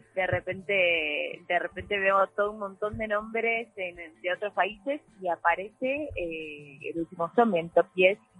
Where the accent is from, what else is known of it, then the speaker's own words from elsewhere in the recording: Argentina; Como argentinos